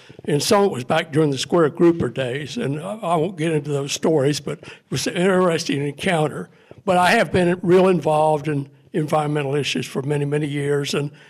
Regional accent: Miami, Florida, United States; I was born in Dade County in Miami. Not Miami, Miami. That's the way we all said it back then. And grew up on the south side of the Miami River, a block from the Municipal Indian Village. Grew up with a lot of the Seminoles and Miccosukees

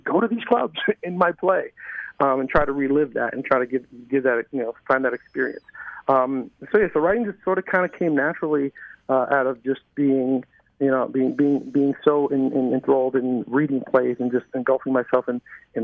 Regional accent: New York City, New York, United States; now in Los Angeles, United States; I'm from New York City. I grew up in the projects in the hood in New York City

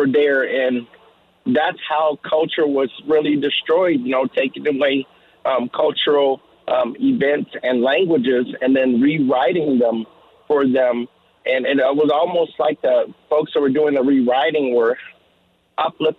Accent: Mobile, Alabama, United States; now in Albuquerque, United States; I'm not from New Mexico. I'm originally from Mobile, Alabama. But I moved out here

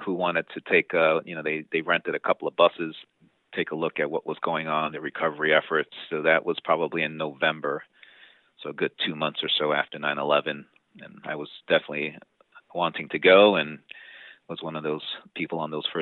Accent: New York City, New York, United States; growing up in the Bronx

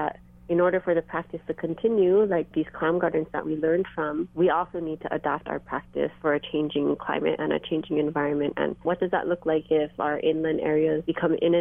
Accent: Hawaii, United States; us growing up in Hawaii

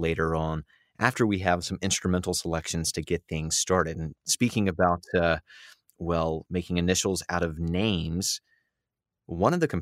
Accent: United States; as an American

